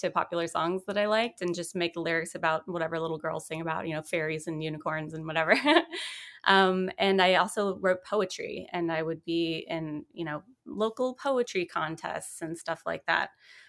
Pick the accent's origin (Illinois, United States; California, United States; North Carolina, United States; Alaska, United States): California, United States; Vacaville; also born or lived in Seattle; Oh, well, I was born in Northern California in a little town called Vacaville. My dad was in the military, so we moved a few times and ended up in Seattle.